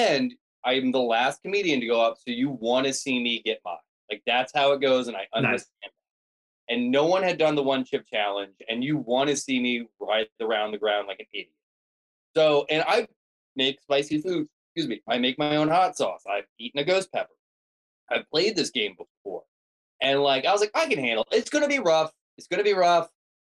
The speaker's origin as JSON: {"language": "English", "region": "Delaware", "country": "United States", "said": "Oh yeah, that's what I need. I'm from Delaware."}